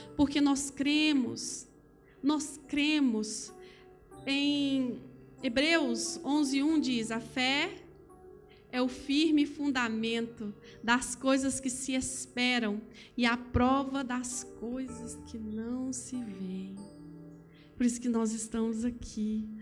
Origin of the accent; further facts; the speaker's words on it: Brazil; moved away; eu digo porque sou brasileira, é, então eu saí do meu país um dia